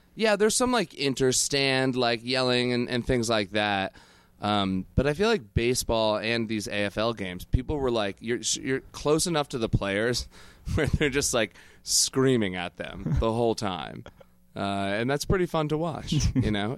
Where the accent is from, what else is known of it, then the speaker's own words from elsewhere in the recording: Connecticut, United States; now in New York, United States; we're from the same town. We grew up together in Connecticut